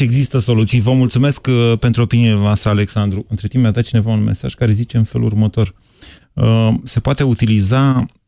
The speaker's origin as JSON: {"language": "Romanian", "region": "Bucharest", "country": "Romania", "said": "ca bucureștean"}